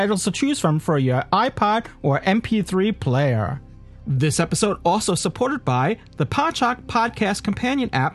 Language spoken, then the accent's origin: English; New York, United States; a New Yorker